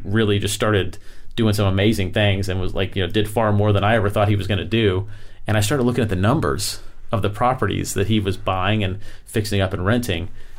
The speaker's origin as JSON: {"language": "English", "region": "Florida", "country": "United States", "said": "I'm from Florida."}